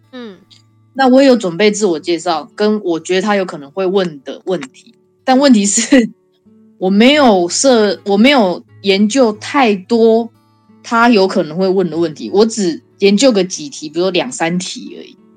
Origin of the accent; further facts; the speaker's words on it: Taiwan; moved away as an adult; now in Canada; 我是来自台湾